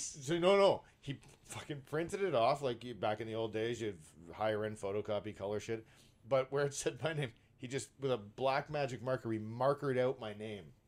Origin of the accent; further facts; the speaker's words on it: Brampton, Ontario, Canada; I live in Brampton and I grew up in Brampton.